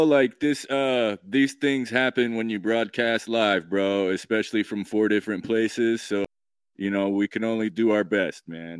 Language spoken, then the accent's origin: English; Idaho, United States; moved away; you're an Idaho boy like me, right?